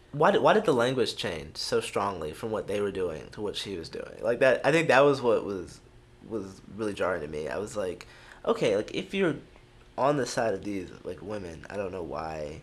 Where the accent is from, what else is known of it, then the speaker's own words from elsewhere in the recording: Houston, Texas, United States; I'm from Houston